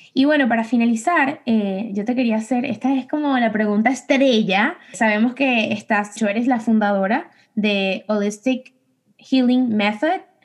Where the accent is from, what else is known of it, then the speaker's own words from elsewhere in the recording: Venezuela; nosotros somos de Venezuela